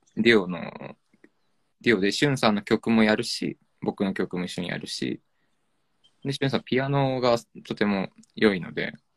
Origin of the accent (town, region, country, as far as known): Ome, Tokyo, Japan; born or raised there